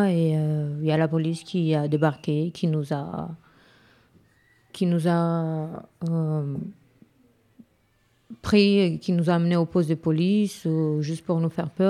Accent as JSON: {"language": "French", "town": "Craiova", "region": "Dolj", "country": "Romania", "tie": "born or raised there", "moved": "yes", "lives_now": "France", "said": "J'étais à Craiova."}